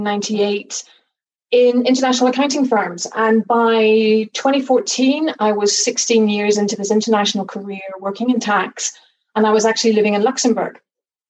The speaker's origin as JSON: {"language": "English", "country": "United Kingdom", "accent": "British with a bit of Northern Irish", "said": "there'll be a bit of Northern Irish in there as well"}